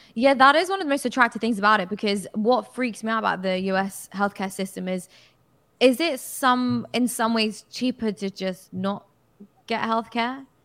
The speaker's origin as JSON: {"language": "English", "country": "United Kingdom", "said": "as a British person."}